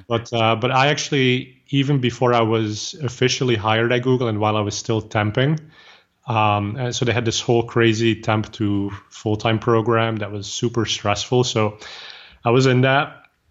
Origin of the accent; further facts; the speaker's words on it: Flanders, Belgium; English is a second language; now in Bay Area, United States; I'm originally from Belgium, so I speak Flemish, which is the same as Dutch.